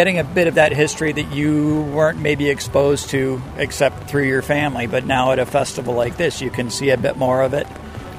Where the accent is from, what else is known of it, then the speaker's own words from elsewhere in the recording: Wales, United Kingdom; I'm Welsh myself, so I try to have a little more of the Welsh influence.